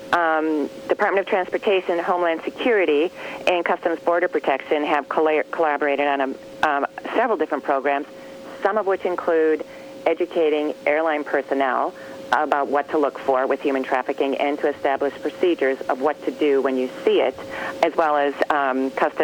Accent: Wisconsin, United States; moved away; I'm from Wisconsin, and my sister still lives there

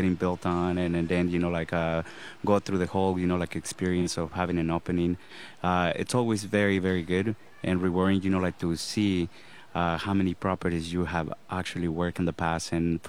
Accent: Los Angeles, California, United States; now in Costa Rica; I actually grew up in Los Angeles.

